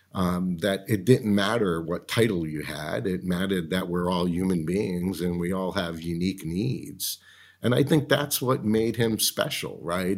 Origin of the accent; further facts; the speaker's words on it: Medford, Massachusetts, United States; moved away as an adult; When I was growing up in Medford, Massachusetts